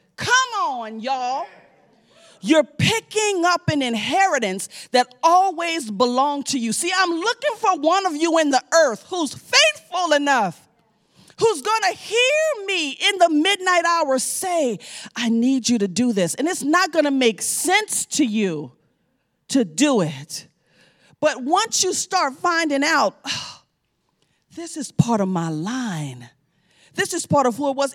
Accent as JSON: {"language": "English", "town": "New Orleans", "region": "Louisiana", "country": "United States", "said": "I'm from New Orleans, you know, we eat chicken, but we don't raise chicken"}